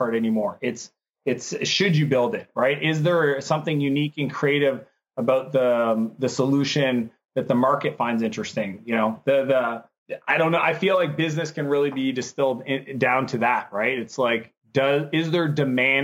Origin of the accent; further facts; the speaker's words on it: Canada; I'm Canadian.